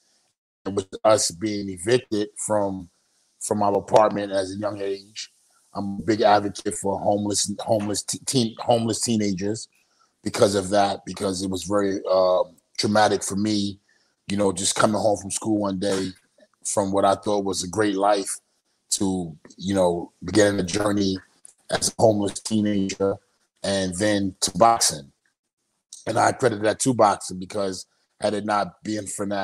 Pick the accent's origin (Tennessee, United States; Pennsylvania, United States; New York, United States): New York, United States; New York City; I'm originally from Brownsville, Brooklyn, New York